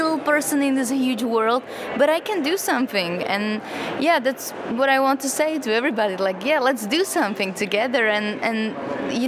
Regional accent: Slovakia; English is a second language; now in Prague, Czech Republic; I'm from Slovakia originally, but I work in Prague in the Czech Republic

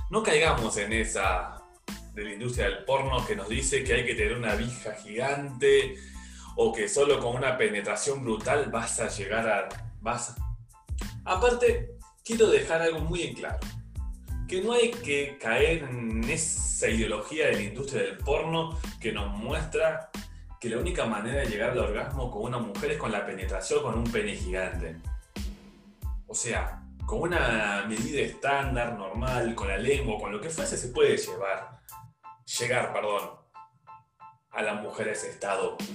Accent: Córdoba, Argentina; born there; Imagínense ese chabón que era de Córdoba, mi provincia natal

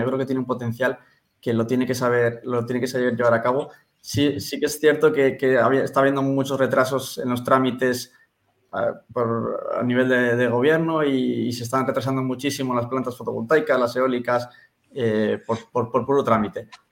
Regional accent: San Sebastián, Basque Country, Spain; yo soy un chico de San Sebastián que tiene 27 años

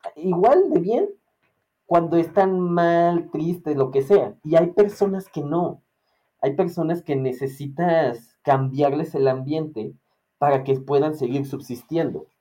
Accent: Mexico; como mexicano

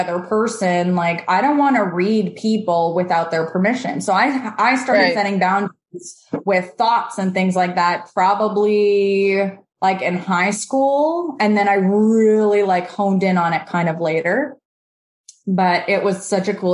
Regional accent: Canada; also born or lived in Moldova / Israel; And we moved to Canada when I was little. I was about two

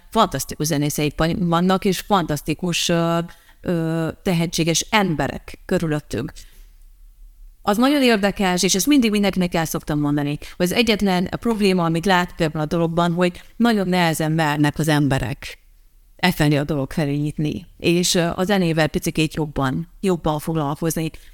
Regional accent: Transylvania, Harghita County, Romania; moved away as an adult; now in Dunaújváros, Hungary; Én kisvárosból jöttem, kisvárosból születtem. Egyébként, eh, nem is városból nőttem fel, hanem egy kis faluban.

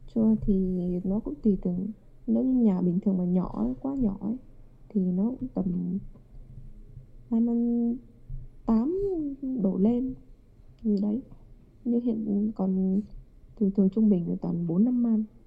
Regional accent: Vietnam; moved away as an adult; now in Japan; mình là người Việt

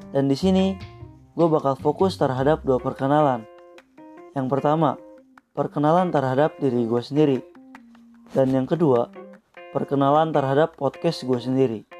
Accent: Bandung, West Java, Indonesia; Gue lahir di Bandung pada tanggal 31 Januari 2001 Rumah gua pun di kota Bandung.

